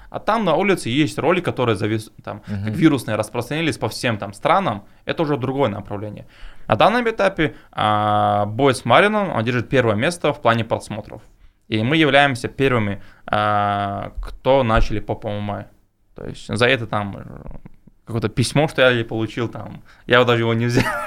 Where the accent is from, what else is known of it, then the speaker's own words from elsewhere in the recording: Chechnya, Russia; я кавказец, тем более, ну, с Чечни